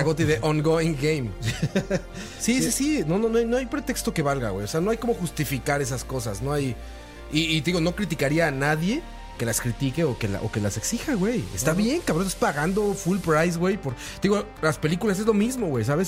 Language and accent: Spanish; Mexico; now in Costa Rica; Yo soy mexicano